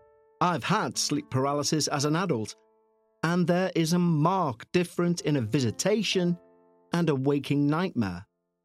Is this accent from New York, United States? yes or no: no; New Mexico, United States; also born or lived in Utah; I'm 46 years old and I live in Utah. I was born in Utah, but I was raised in northern New Mexico.